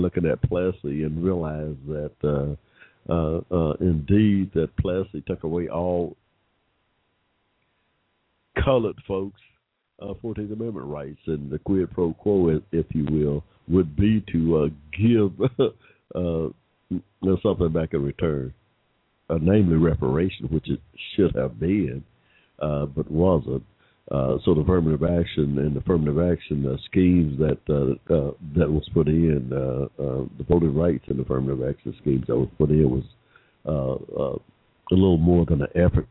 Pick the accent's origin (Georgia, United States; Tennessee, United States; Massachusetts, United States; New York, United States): Georgia, United States; Atlanta; Come from the ATL, that's where we're at, the ATL here in this dirty south or the sunny south